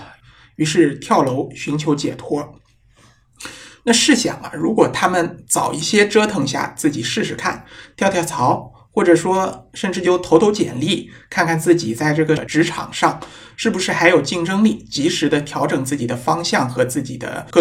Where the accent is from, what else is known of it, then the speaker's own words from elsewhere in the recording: China; 我们中国人